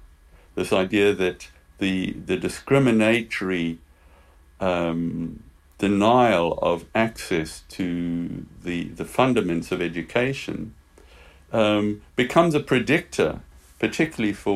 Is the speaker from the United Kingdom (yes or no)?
no; Eastern Cape, South Africa; Growing up in South Africa, I had a very outdoor childhood